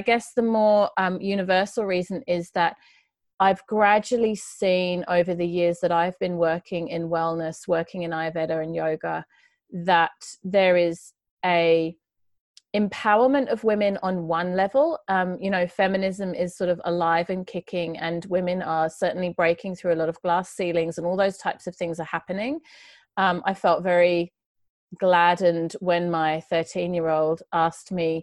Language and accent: English; United Kingdom; moved away as an adult; also born or lived in Sydney, Australia; now in Australia; I grew up just outside of London in the countryside in England.